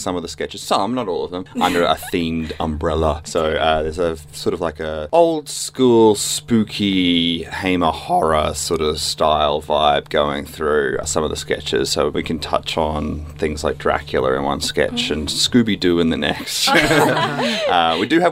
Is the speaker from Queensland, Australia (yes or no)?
yes; Brisbane, Queensland, Australia; now in Melbourne, Australia; I'm from Brisbane originally. I'm now Melbourne-based.